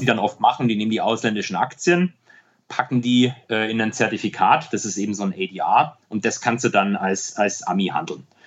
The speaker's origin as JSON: {"language": "German", "country": "Germany", "said": "als Deutsche"}